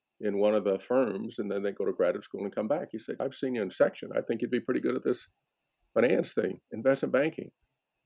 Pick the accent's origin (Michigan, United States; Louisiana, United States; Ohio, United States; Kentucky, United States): Ohio, United States; Dayton; now in New York City, United States; I grew up in Dayton, Ohio, on the other side of the tracks, deep in the neighborhood